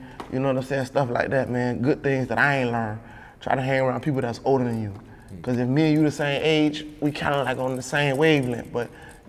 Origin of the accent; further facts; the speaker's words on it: Miami Gardens, Florida, United States; It was Carroll City. Now they call it Miami Gardens or Myrtle Gardens. I'm from Scott Lake